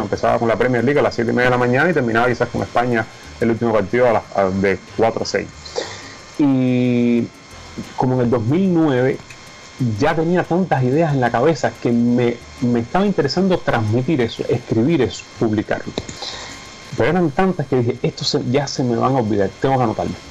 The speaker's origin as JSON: {"language": "Spanish", "country": "Cuba", "moved": "as an adult", "said": "como muchos cubanos jóvenes, eh, me quería ir de Cuba"}